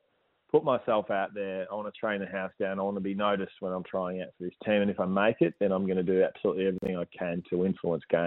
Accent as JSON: {"language": "English", "town": "Moggs Creek", "region": "Victoria", "country": "Australia", "tie": "born or raised there", "said": "We sort of grew up very close. He was from Lawn and I was from Moggs, so separated by about 10 kilometres"}